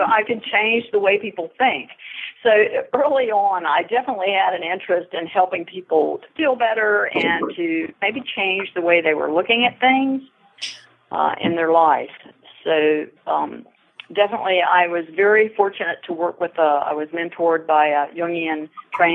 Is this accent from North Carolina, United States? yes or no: yes; Wilmington, North Carolina, United States; I graduated from the University of North Carolina, Wilmington campus, where my hometown is.